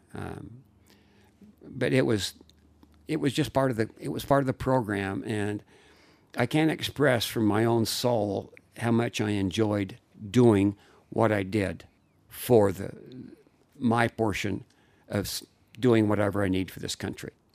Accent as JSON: {"language": "English", "town": "Layton", "region": "Utah", "country": "United States", "tie": "born or raised there", "said": "I was raised in Layton, Utah"}